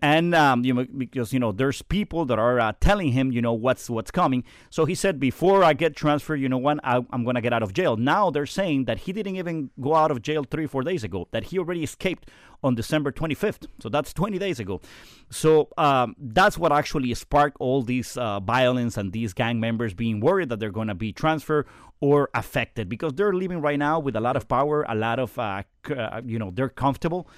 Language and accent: English; Guayaquil, Guayas, Ecuador; also born or lived in Quito; now in Kendall, United States; I grew up in Guayaquil. I was born in Quito